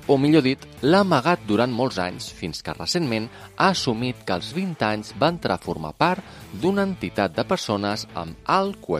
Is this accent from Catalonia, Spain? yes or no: yes; Amposta, Catalonia, Spain; I sóc d'Amposta.